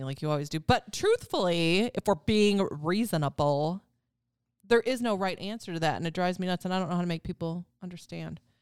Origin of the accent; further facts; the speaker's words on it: Wisconsin, United States; I'm from Wisconsin